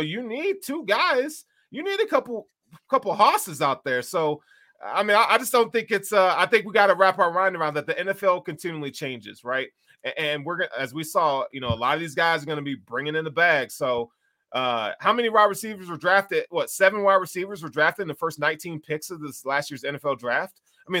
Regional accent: the South, United States; Because I'm from the South, and we know how to eat.

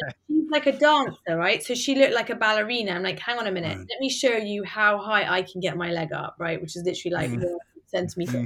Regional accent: England, United Kingdom; moved away as an adult; also born or lived in United States; now in London, United Kingdom; we're both English

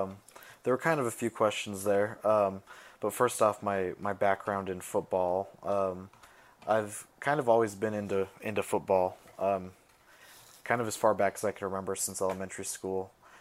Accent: Nevada, United States; I'm actually technically closer to Oakland now in Reno than I am Vegas. But, you know, I've always lived in Nevada, so it's the same state. So my home state

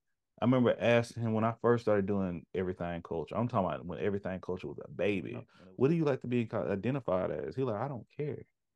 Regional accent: United States; born or raised there

